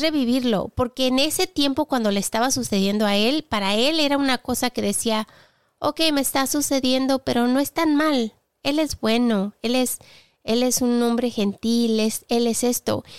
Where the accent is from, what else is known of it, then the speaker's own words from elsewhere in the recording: southern Spain, Spain; now in England; sur de España que es de donde soy, aquí en Inglaterra, donde vivo